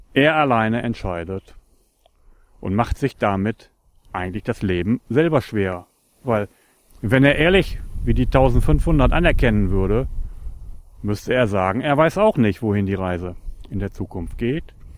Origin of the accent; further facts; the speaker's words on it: Northern Germany, Germany; ich komme aus Norddeutschland und liebe meine Heimat.